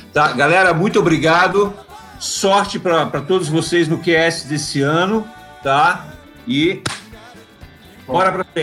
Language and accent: Portuguese; Pinhalzinho, Santa Catarina, Brazil; born there; E, e eu também não nasci em Balneário, né? Nasci